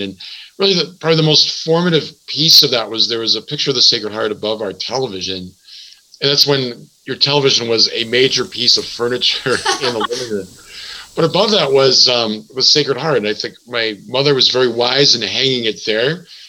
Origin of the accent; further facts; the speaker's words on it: Milwaukee, Wisconsin, United States; now in Madison, United States; I'm from Milwaukee.